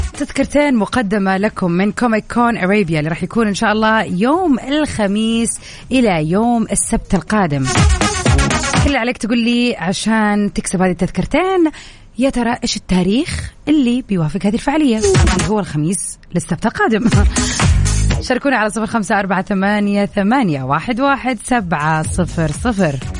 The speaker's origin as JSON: {"language": "Arabic", "town": "Jeddah", "region": "Makkah Province", "country": "Saudi Arabia", "said": "عندنا في جدة هنا"}